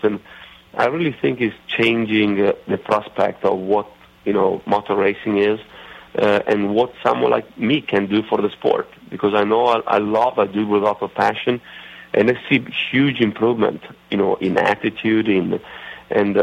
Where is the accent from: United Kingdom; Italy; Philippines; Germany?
Italy; accent: Italian redneckish; English is a second language; now in Charlotte, United States; my Italian redneckish accent